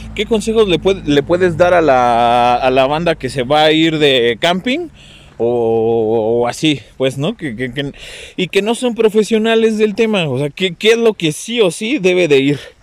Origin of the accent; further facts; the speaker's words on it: Mexico; mis abuelos, desde mis abuelos para acá, güey, somos este más mexicanos que el nopal